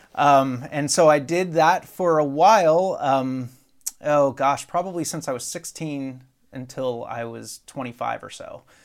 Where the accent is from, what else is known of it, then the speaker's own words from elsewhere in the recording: Dover, Pennsylvania, United States; I grew up in Pennsylvania, South Central P A, a little town called Dover, uh, which is not too far from Harrisburg